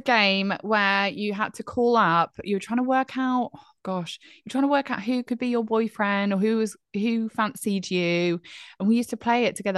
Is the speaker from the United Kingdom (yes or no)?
yes; Bromsgrove, West Midlands, United Kingdom; moved away; I was born in Bromsgrove